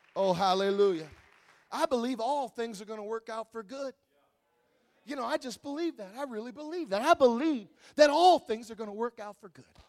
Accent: Wisconsin, United States; I'm from Wisconsin. It gets cold in Wisconsin

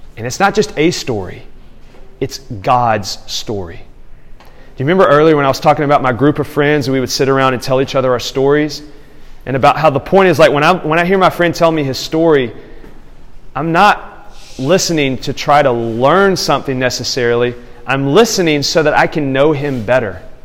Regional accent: Tuscumbia, Alabama, United States; now in Houston, United States; my hometown. Like there's something about when I come into that town and visit it now that I live in Houston. When I come to Tuscumbia, Alabama

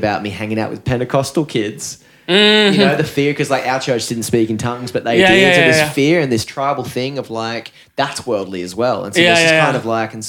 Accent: Newcastle, New South Wales, Australia; now in Byron Bay, Australia; I grew up playing rugby league and I was from Newcastle

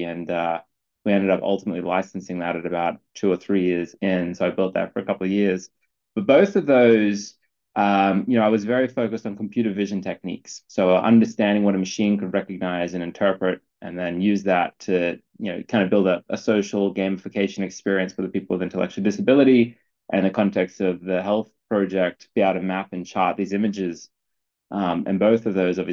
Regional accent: Brisbane, Queensland, Australia; moved away; I'm originally from Brisbane, Queensland, in Australia.

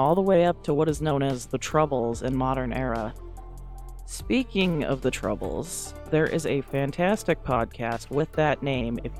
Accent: United States; accent: thick American; my thick American accent.

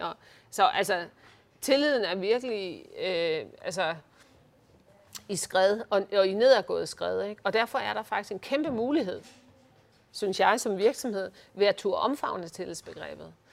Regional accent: Uggerby, North Denmark Region, Denmark; moved away; also born or lived in Hirtshals; Jeg er født i Hirtals. Ja. Og vokset op i Ugerby

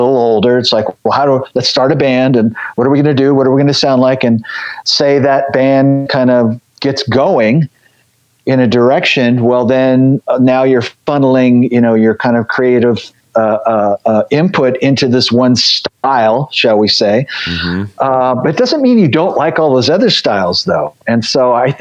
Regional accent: the Bay Area, California, United States; moved away; also born or lived in Los Angeles, California; I grew up in the Bay Area, and it was pretty cheap to get in back then.

